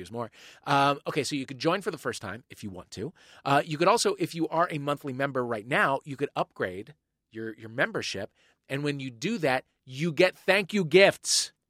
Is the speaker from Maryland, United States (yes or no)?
no; St. Louis, Missouri, United States; moved away; that's my hometown